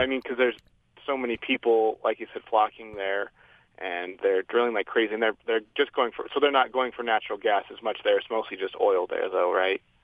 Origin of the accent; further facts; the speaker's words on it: Idaho, United States; moved away as an adult; now in Utah, United States; I'm from Idaho and going to school in Utah.